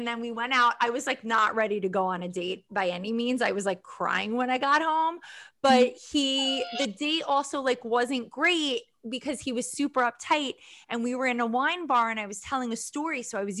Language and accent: English; New York, United States; I'm a New Yorker.